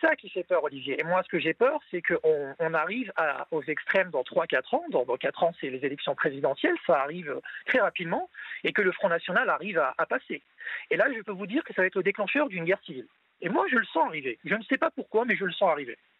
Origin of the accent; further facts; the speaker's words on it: France; je suis français de confession musulmane